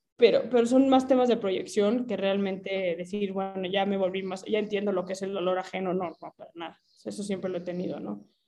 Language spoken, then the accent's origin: Spanish; Mexico; soy mexicana